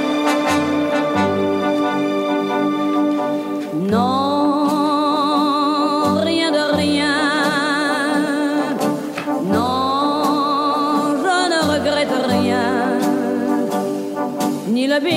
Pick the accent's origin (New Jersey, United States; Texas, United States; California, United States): California, United States; Los Angeles; I'm from the San Fernando Valley. I grew up eating hot dogs stuffed with chili